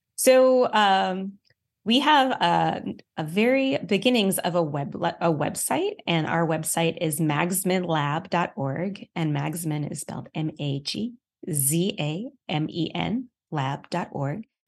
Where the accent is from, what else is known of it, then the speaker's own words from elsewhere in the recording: New York City, New York, United States; now in Colorado, United States; I'm a New Yorker